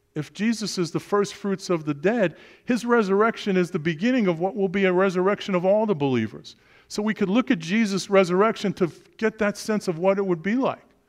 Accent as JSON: {"language": "English", "town": "New York City", "region": "New York", "country": "United States", "tie": "born or raised there", "said": "born and raised in Brooklyn, New York"}